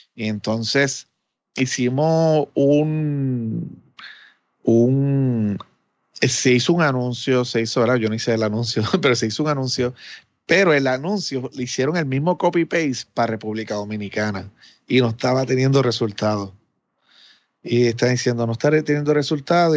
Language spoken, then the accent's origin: Spanish; Puerto Rico; mi país